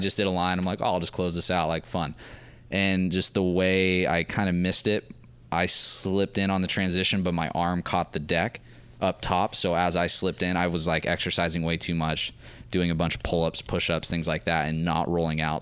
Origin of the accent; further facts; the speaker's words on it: Santa Maria, California, United States; I was raised in Santa Maria